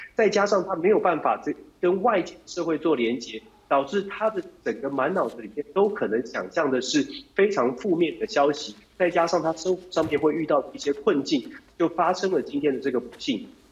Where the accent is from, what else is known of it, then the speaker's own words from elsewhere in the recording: Taiwan; also born or lived in Texas, United States; now in United States; 从台湾出来的移民呢，因为我们都是从民主社会出来的